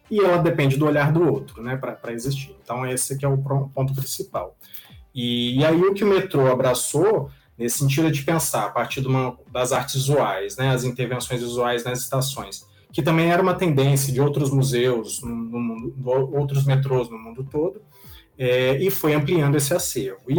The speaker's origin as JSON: {"language": "Portuguese", "region": "Minas Gerais", "country": "Brazil", "moved": "yes", "lives_now": "São Paulo, Brazil", "said": "Como um bom mineiro"}